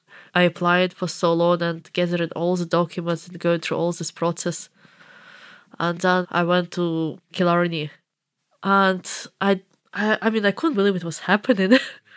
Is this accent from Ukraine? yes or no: yes; Eastern Ukraine, Ukraine; English is a second language; I better not to say that I'm from Eastern Ukraine.